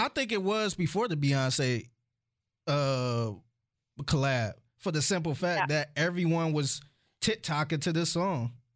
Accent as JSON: {"language": "English", "town": "Cleveland", "region": "Ohio", "country": "United States", "said": "I'm from Cleveland. I'm a … fan"}